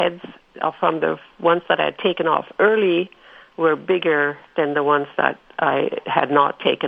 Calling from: Winnipeg, Manitoba, Canada

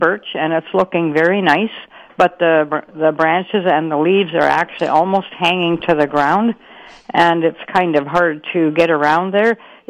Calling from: McGregor, United States

